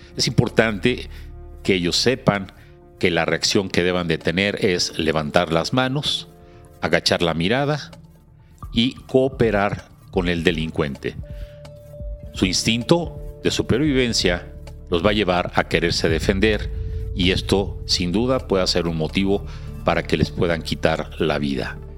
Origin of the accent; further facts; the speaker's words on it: Mexico; soy mexicano y me duele mi cartera y me duele mi México